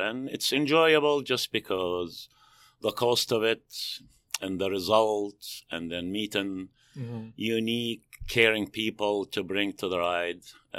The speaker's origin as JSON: {"language": "English", "town": "Jerusalem", "region": "Jerusalem District", "country": "Israel", "tie": "born or raised there", "moved": "yes", "lives_now": "United States", "said": "So I grew up in Jerusalem. Okay. I moved to U.S. in 82."}